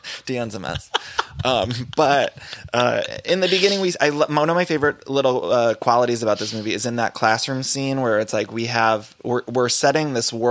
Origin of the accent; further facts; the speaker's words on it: Ohio, United States; I grew up in Ohio